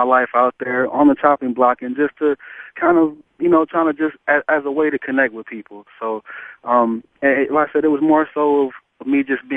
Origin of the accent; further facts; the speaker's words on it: Atlanta, Georgia, United States; I grew up in Atlanta, and I've lived here most of my life.